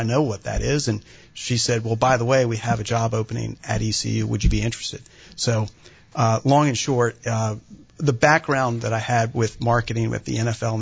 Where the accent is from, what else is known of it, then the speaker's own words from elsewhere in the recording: Richmond, Virginia, United States; moved away as an adult; now in Greenville, United States; my hometown of Richmond